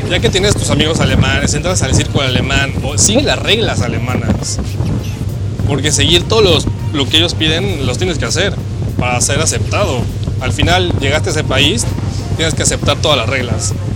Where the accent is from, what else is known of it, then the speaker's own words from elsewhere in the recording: Mexico; moved away as an adult; now in Germany; cuando enseñas el pasaporte mexicano, le dices soy de México